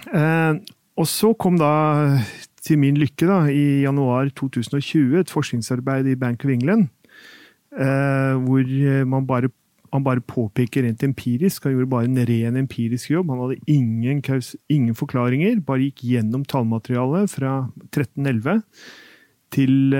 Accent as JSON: {"language": "Norwegian", "country": "Norway"}